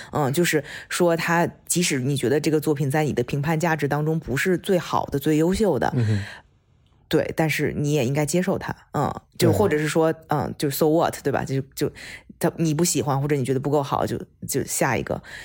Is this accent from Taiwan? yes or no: no; China; moved away; 我们从中国出来的，或者是中国教育长大的